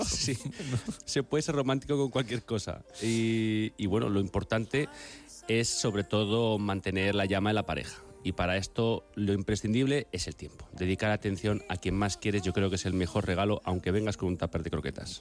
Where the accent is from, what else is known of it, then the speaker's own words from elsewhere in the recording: near Villatoro, Castile and León, Spain; eso está cerca de mi pueblo